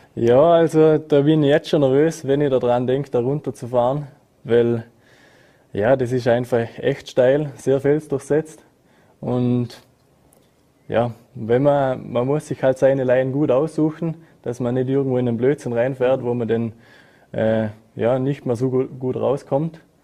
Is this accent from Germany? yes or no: no; Montafon, Vorarlberg, Austria; ich bin in Frauberg, da im Montafon, geboren, aufgewachsen und sehe mich ja selber als Österreicher